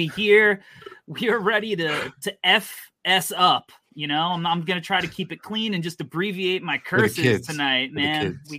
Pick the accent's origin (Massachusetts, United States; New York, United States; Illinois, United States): New York, United States; I'm a New Yorker.